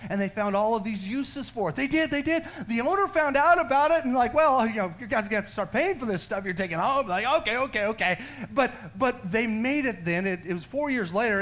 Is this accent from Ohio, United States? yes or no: no; Texas, United States; I'm, am a Texan. I'm a full blooded Texan.